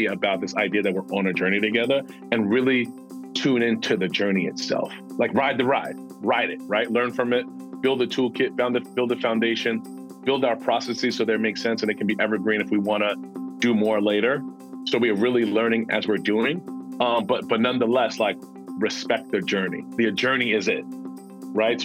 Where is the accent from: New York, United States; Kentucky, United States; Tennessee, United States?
New York, United States; New York City; moved away; growing up in Queens, New York, specifically a neighborhood called Ravenswood